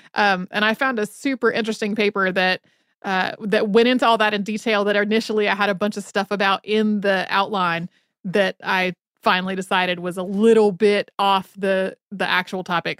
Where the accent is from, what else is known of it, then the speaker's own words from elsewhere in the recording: North Carolina, United States; growing up in North Carolina